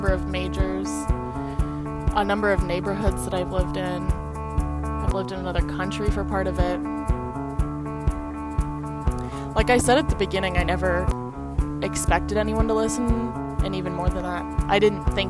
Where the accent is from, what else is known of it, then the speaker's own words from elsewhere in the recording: California, United States; moved away; I'm from California.